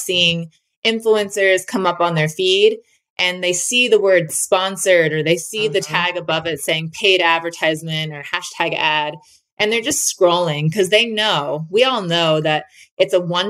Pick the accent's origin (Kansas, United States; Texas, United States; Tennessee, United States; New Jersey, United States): New Jersey, United States; moved away as an adult; also born or lived in Florida; now in Utah, United States; I'm originally from New Jersey, and then I went to college in Florida, and then I moved to Utah about 8 years ago